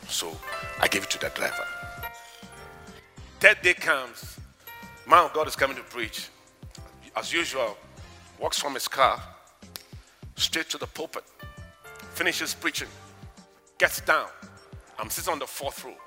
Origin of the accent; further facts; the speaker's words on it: Ghana; I come from Africa. Do you know Ghana